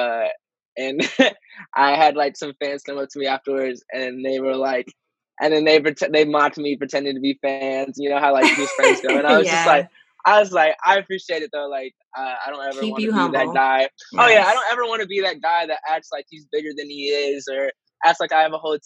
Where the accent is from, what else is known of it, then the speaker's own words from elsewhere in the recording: Michigan, United States; I'm from Michigan, but I'm out in L.A. a lot